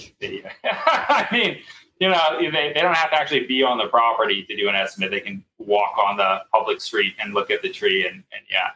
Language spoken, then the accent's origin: English; San Francisco, California, United States; now in Colorado Springs, United States; my hometown, San Francisco